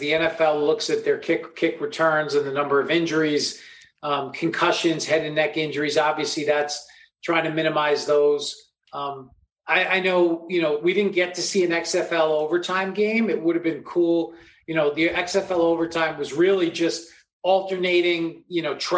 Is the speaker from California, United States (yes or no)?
no; New York, United States; now in Los Angeles, United States; I grew up in New York